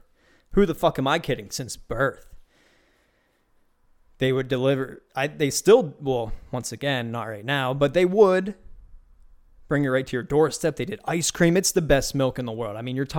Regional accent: Beaver County, Pennsylvania, United States; moved away; Where I grew up in Beaver County, it's still a good living way, you know, community way of growing up.

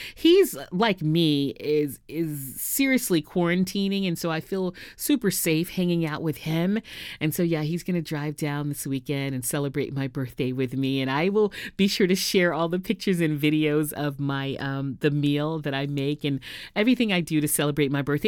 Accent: Houston, Texas, United States; moved away as an adult; also born or lived in New York City / Los Angeles / San Diego; now in Southern California, United States; went to Texas Southern University in my hometown of Houston

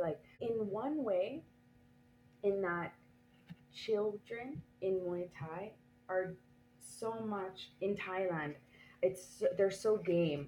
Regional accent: Canada; now in France; I am Canadian anyways, I have been living here for a while

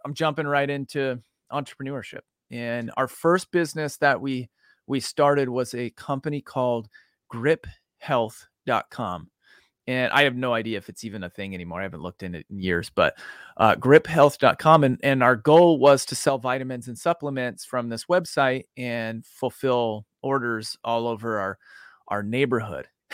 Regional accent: Boise, Idaho, United States; now in Dallas, United States; I grew up in Boise

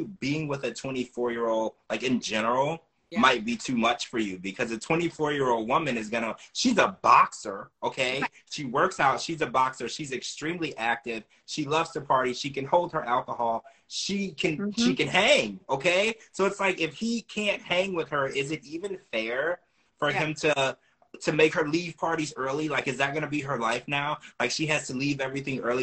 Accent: Louisiana, United States; I grew up in Louisiana

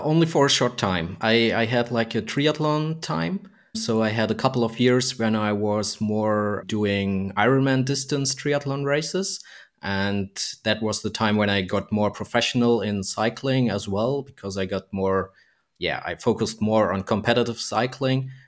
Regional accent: Germany; also born or lived in Frankfurt; I'm from, from Germany and I'm located in Frankfurt here.

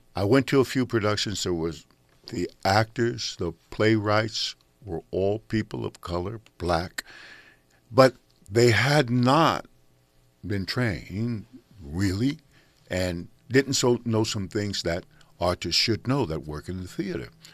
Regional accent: San Francisco, California, United States; now in Los Angeles, United States; We grew up in San Francisco together

